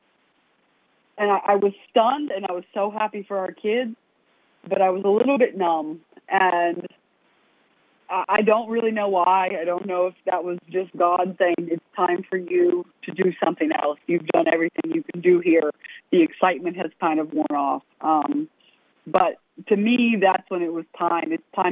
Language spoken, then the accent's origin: English; West Virginia, United States; Marshall gave me the opportunity to stay in my home state, not move too far away, still be able to go back and forth to Glenville